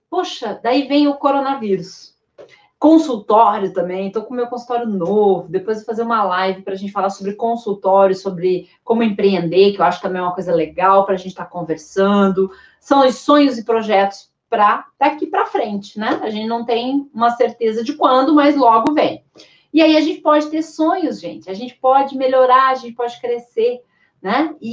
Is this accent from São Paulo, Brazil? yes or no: no; Sergipe, Brazil; Eu sou de Sergipe, então eu ia para Lagarto.